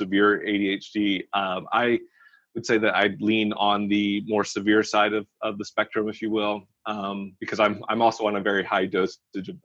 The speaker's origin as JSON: {"language": "English", "region": "Arkansas", "country": "United States", "tie": "born or raised there"}